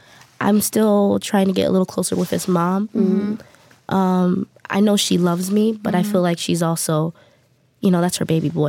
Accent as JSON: {"language": "English", "country": "United States", "tie": "born or raised there", "moved": "yes", "lives_now": "South Korea", "said": "I grew up in the States."}